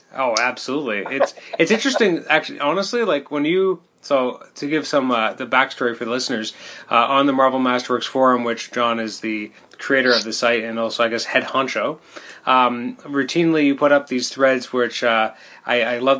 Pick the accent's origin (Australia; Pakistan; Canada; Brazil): Canada; I'm Canadian